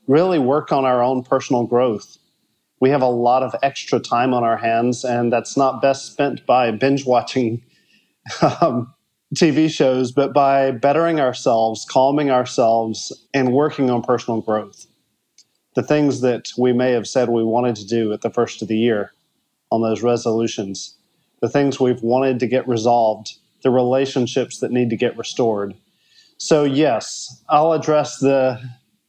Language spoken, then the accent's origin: English; United States; moved away as an adult; now in Rio de Janeiro, Brazil; I am actually an American, but I left the U.S. 20 years ago in 2000